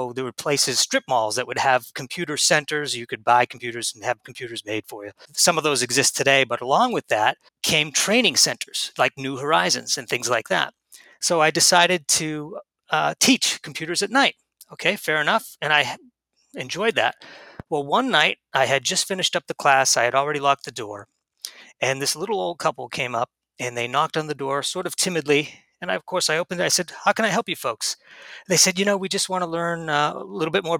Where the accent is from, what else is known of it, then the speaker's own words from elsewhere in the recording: New Hampshire, United States; moved away; I was originally from New Hampshire